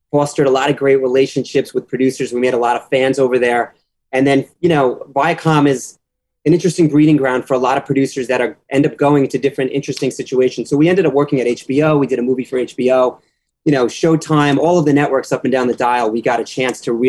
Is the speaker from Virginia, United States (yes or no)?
no; New York, United States; also born or lived in Boston; I grew up in New York